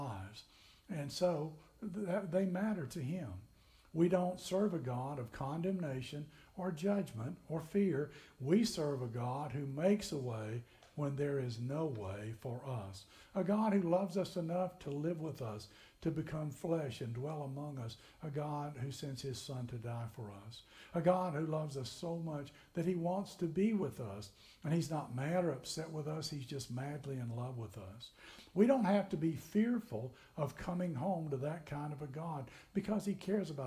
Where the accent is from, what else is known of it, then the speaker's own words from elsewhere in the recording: McMinnville, Tennessee, United States; now in Kentucky, United States; I grew up in Tennessee in McMinnville